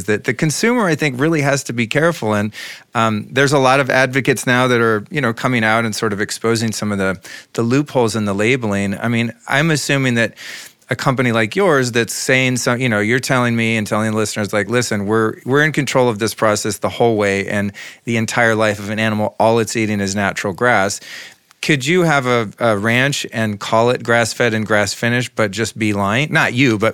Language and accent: English; United States; being raised as an American kid in the 70s